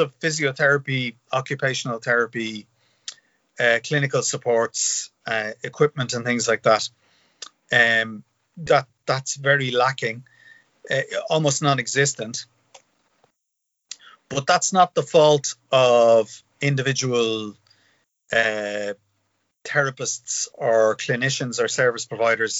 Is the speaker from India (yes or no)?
no; Dublin, Leinster, Ireland; I grew up in Finglas.